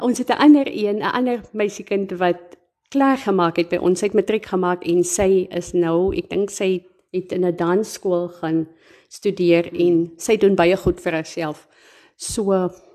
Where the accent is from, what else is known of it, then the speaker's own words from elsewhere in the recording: South Africa; moved away as an adult; now in Springbok, South Africa; ek is oorspronklik van Pernalis, maar ek bly die afgelope paar jaar hier in Springbok